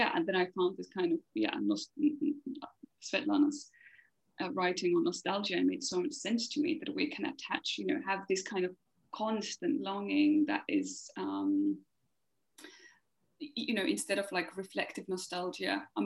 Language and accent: English; Finland; I'm from Finland.